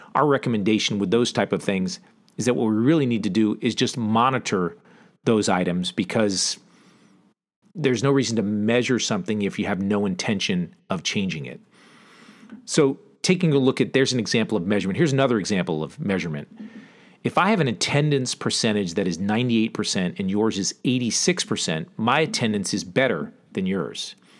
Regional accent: southeastern Connecticut, United States; I grew up in Connecticut, southeastern Connecticut to be exact, kind of on the border of Rhode Island, close to the coast, a small farm town

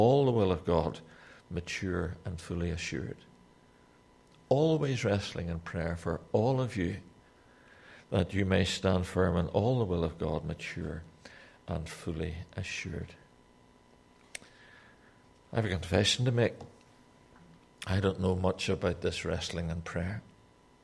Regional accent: Newtownards, Northern Ireland, United Kingdom; I'm from Newtownards in Northern Ireland.

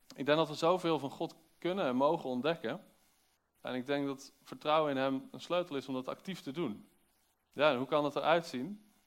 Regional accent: Netherlands; als Nederlander

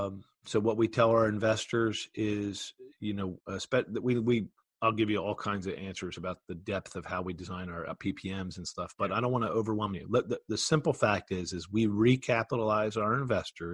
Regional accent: Philadelphia, Pennsylvania, United States; I grew up in Philadelphia.

